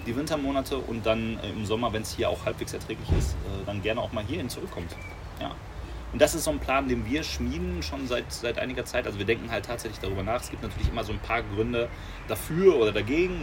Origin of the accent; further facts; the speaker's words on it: Germany; als Deutscher